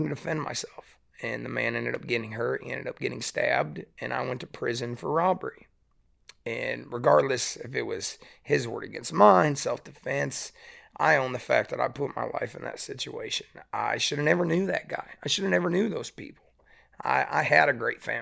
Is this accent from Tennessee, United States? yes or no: yes; East Tennessee, United States; also born or lived in West Michigan / Pigeon Forge / Gatlinburg; I grew up in East Tennessee